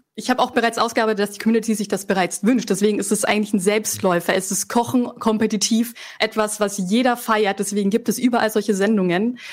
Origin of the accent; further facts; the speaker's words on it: Franconia, Bavaria, Germany; Ich bin aus Franken